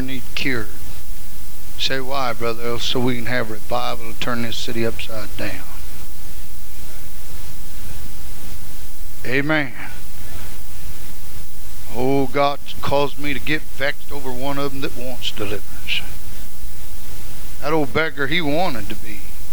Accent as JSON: {"language": "English", "town": "Hutchinson", "region": "Kansas", "country": "United States"}